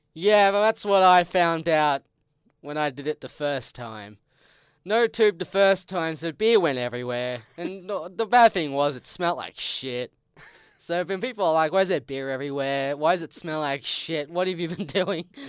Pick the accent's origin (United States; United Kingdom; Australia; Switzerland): Australia